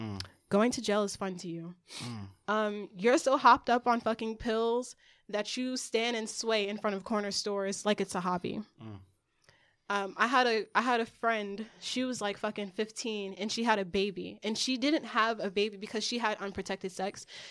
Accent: Newark, New Jersey, United States; I grew up in Newark. And a lot of kids there, I'm going to say, I was a tomboy, I used to skateboard.

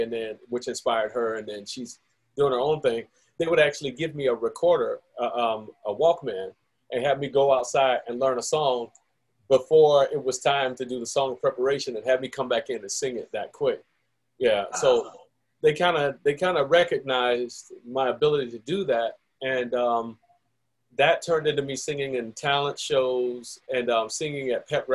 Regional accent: Orlando, Florida, United States; moved away; I grew up there in Mercy Drive and then Pine Hills area, basically Central Florida area

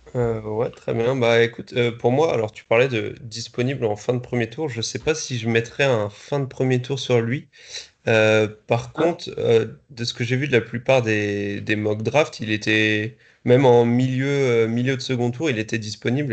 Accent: Strasbourg, Grand Est, France; en tant que Strasbourgeois

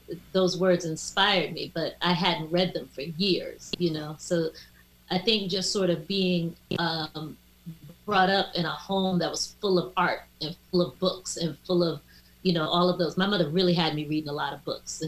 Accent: Washington, District of Columbia, United States; moved away as an adult; also born or lived in New York City; my family, my mom moved down to DC fairly early, you know, so I was raised in DC, in and around DC

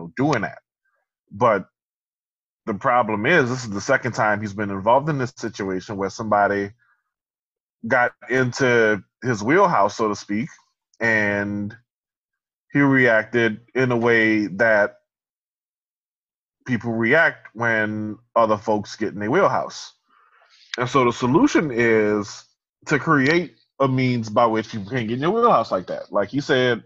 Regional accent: New Orleans, Louisiana, United States; I grew up in New Orleans

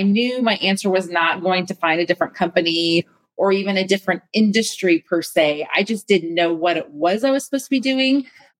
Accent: Nebraska, United States; I was born and raised in Nebraska. I joke in the middle of a cornfield, but really it was. And so I have always known Jesus my whole life.

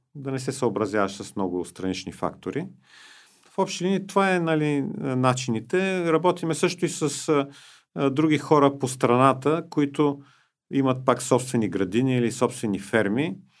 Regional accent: Sofia, Sofia City, Bulgaria; аз иначе живея и съм роден в София

